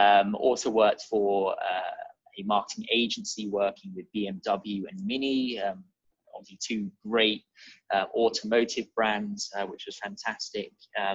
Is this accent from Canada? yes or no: no; Wokingham, South East England, United Kingdom; The simple answer, if I don't really want to talk too much, is Wokingham, just outside of Reading.